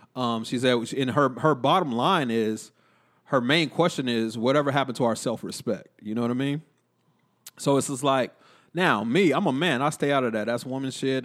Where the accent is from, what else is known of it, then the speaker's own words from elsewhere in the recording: Killeen, Texas, United States; growing up in Killeen